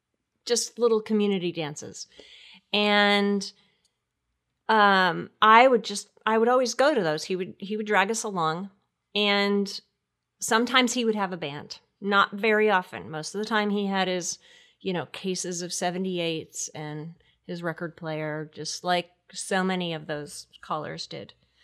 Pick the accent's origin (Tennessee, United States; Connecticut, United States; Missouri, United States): Connecticut, United States; I was in Connecticut.